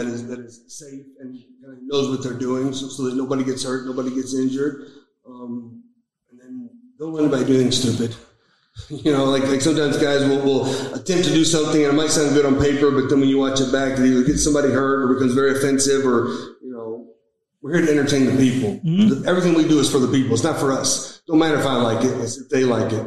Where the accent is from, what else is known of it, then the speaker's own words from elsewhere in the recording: Greencastle, Indiana, United States; I grew up outside of Indianapolis in a small town called Greencastle, Indiana